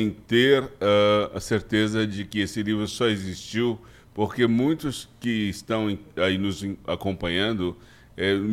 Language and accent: Portuguese; Brazil; eu não posso me caracterizar como um negro, um branco, um louro. Eu sou apenas um brasileiro. Eu sou uma mistura de um todo.